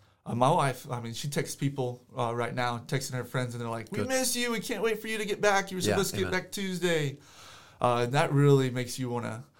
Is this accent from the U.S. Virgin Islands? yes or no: no; South Africa; also born or lived in United States; I know I grew up in South Africa, but I could have easily chosen to make it a lot worse for me.